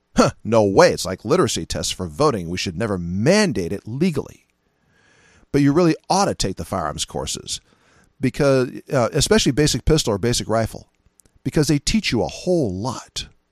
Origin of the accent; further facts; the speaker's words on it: California, United States; moved away; I'm originally from California